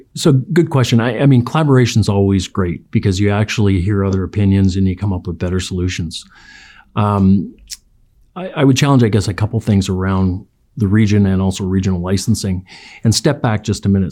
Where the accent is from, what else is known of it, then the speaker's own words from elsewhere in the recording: Chilliwack, British Columbia, Canada; I was a kid growing up in Chilliwack